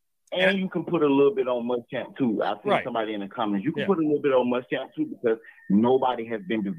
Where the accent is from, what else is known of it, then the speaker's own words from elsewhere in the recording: Columbia, South Carolina, United States; I'm from Columbia. I went to Oakland High School.